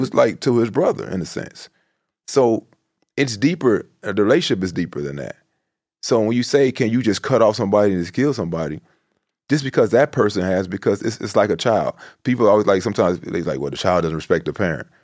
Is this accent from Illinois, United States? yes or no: yes; Chicago, Illinois, United States; I'm from the South Side.